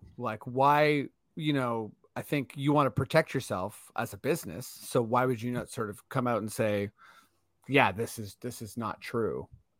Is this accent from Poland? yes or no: no; Canada; I'm clearly Canadian.